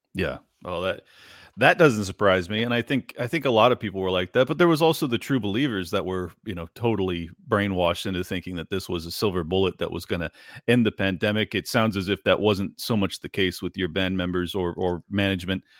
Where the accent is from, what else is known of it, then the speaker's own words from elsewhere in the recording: San Diego, California, United States; I grew up in San Diego, California